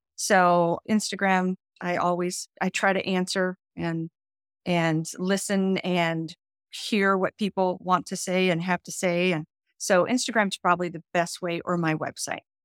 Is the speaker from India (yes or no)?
no; Nashville, Tennessee, United States; now in Florida, United States; I moved to Florida, but Nashville is my hometown